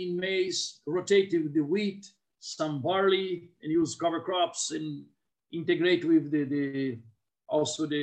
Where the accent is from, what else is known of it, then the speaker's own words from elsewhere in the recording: Paraná, Brazil; from Brazil. I'm a soil researcher. I was born in a small farm here. I'm living in the South Brazil.